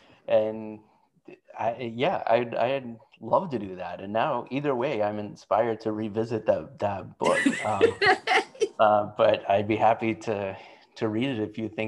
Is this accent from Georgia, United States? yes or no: no; Oak Ridge, Tennessee, United States; now in Chicago, United States; If I were back in my hometown in Tennessee, I would love to audition for one of the main stage plays at the Oak Ridge Playhouse